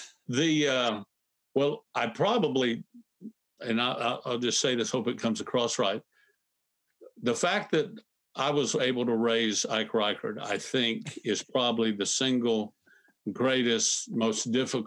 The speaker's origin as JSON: {"language": "English", "town": "Fort Myers", "region": "Florida", "country": "United States", "tie": "born or raised there", "said": "I went back to my hometown to pastor, my hometown, Fort Myers, Florida."}